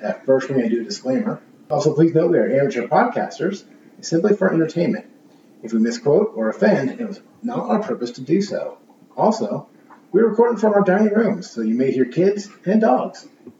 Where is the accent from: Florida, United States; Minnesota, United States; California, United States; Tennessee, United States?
California, United States; Covina; born and raised in Covina, California. Moved up to Oregon in the year 2000, I think, actually.